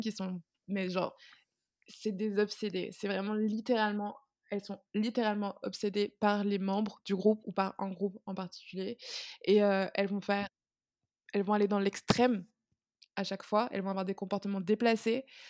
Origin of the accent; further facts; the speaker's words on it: Martinique; now in France; je viens de Martinique. Là-bas, c'est très fermé, culturellement parlant